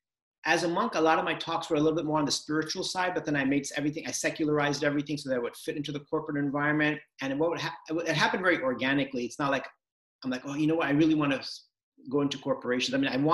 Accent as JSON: {"language": "English", "region": "California", "country": "United States", "tie": "born or raised there", "said": "So I grew up in Southern California. My parents came from India to the US with almost nothing in 1980."}